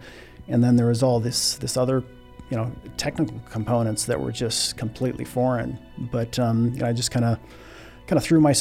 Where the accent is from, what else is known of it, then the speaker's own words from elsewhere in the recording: Scribner, Nebraska, United States; I'm originally from Scribner, Nebraska. It's a little town of a little less than 1,000, just to the north of Fremont